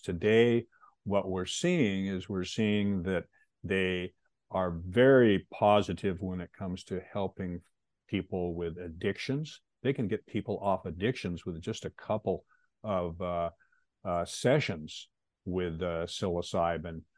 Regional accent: Pacific Northwest, United States; also born or lived in Seattle; I was born and raised in the Pacific Northwest

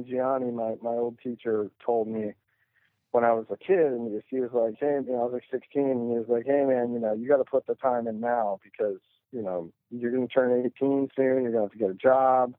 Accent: Sonoma County, Northern California, United States; moved away as an adult; now in Los Angeles, United States; I moved down here from Sonoma County when I was 19

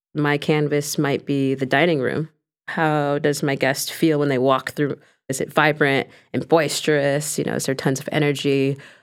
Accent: Los Angeles, California, United States; my culture and heritage and growing up in Los Angeles

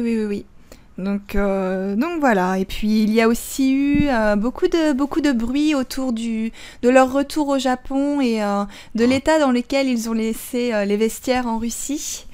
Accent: Lille, Hauts-de-France, France; now in Japan; je viens de Lille

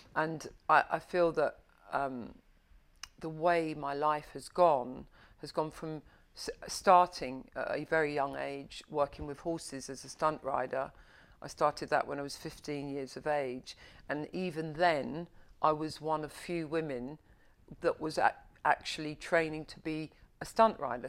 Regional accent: London, United Kingdom; I was born and bred in Covent Garden

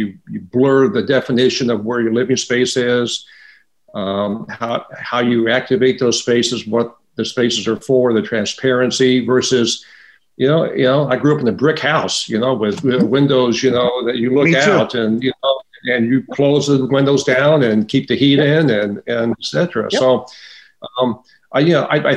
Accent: Midwest, United States; moved away; I grew up in the Midwest

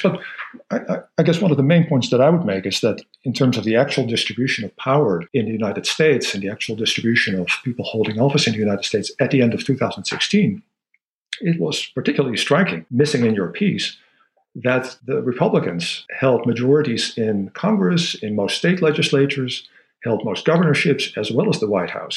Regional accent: Netherlands; moved away; I grew up in the Netherlands

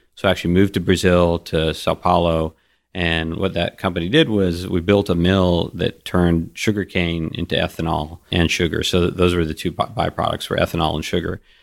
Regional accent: Kuwait; moved away; I was born in Kuwait

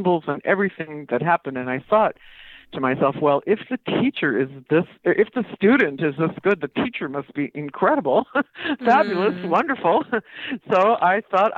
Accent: Minnesota, United States; She had been in my home state

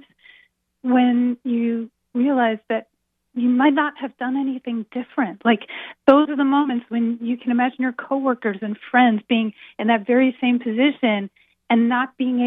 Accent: Philadelphia, Pennsylvania, United States; also born or lived in Baltimore, Maryland / New York; now in Boston, United States; I was born in Baltimore, raised in Philadelphia, lived in New York, now I'm in Boston

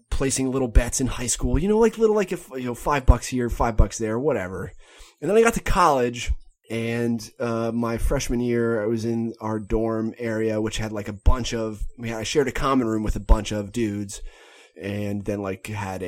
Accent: Pennsylvania, United States; moved away; there was like a casino put in near my hometown in Pennsylvania. The site that used to be Bethlehem Steel

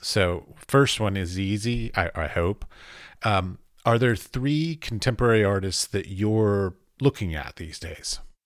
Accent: United States; I come from America

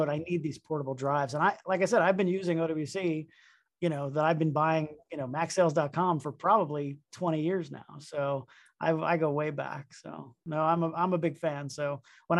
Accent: Miami, Florida, United States; also born or lived in Boston; I'm from Miami, Florida.

